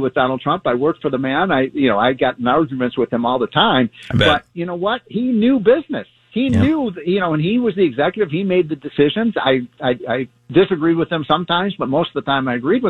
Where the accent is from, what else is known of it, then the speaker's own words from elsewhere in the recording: Illinois, United States; I'm from Illinois